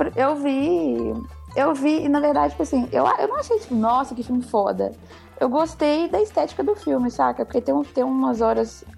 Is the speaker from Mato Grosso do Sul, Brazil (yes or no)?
no; São Pedro dos Ferros, Minas Gerais, Brazil; now in Belo Horizonte, Brazil; eu sou daqui